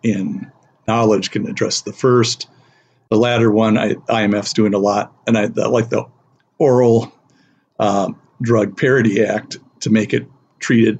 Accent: Iowa, United States; now in Twin Cities, United States; I'm from Iowa

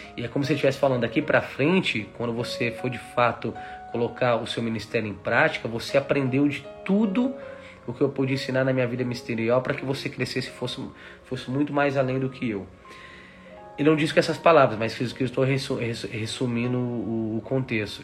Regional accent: São Paulo, Brazil; moved away; eu volto lá em São Paulo, eu fui lá, poxa, revi os colegas que cresceram comigo jogando futebol

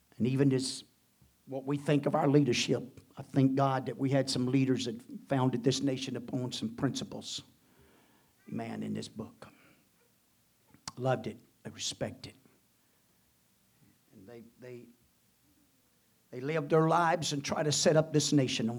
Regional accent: United States; born and placed here, not only with the birth, the citizen birth of the United States and being born as American man

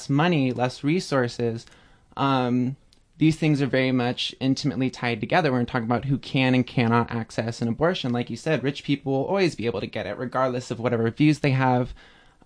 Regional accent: Bay Area, California, United States; moved away; I'm originally from California, from the Bay Area

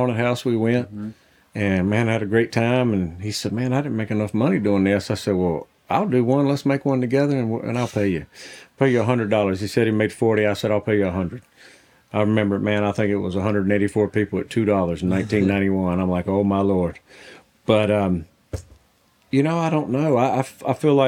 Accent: the South, United States; I grew up in the South

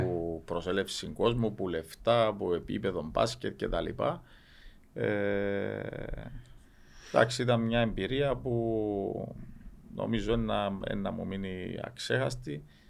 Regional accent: Cyprus; Είμαστε δίπλα από την Ελλάδα

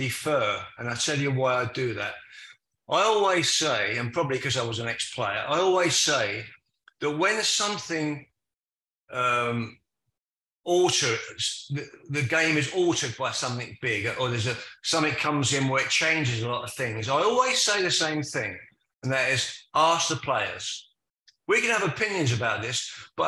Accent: London, United Kingdom; accent: Cockney; moved away as an adult; also born or lived in Manchester; a Cockney coming to Manchester

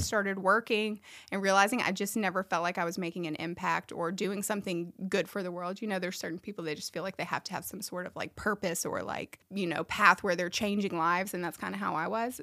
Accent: Memphis, Tennessee, United States; moved away as an adult; now in Nashville, United States; I'm not from this area. I grew up in Memphis

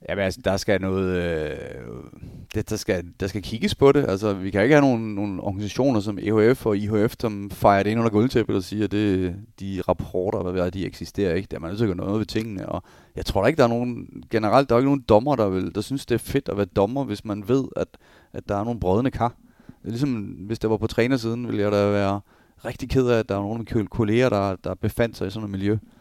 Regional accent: Denmark; also born or lived in Germany / Switzerland

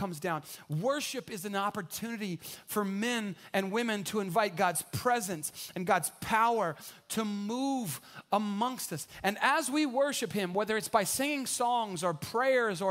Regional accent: San Antonio, Texas, United States; I grew up here in San Antonio

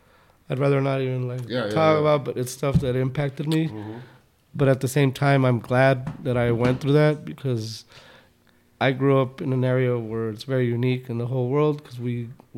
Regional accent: El Paso, Texas, United States; also born or lived in Ciudad Juarez; I grew up on the east side, like by Eastwood.

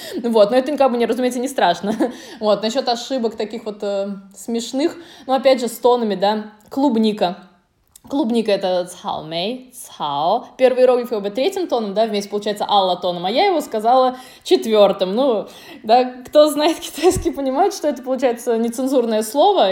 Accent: Russia; moved away as an adult; also born or lived in Dalian, China; я окончила Институт международных отношений у себя на родине, да, в России

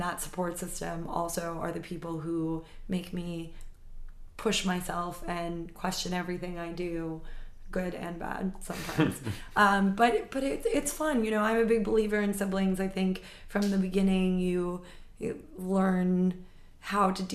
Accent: New York City, New York, United States; I grew up right here in New York City

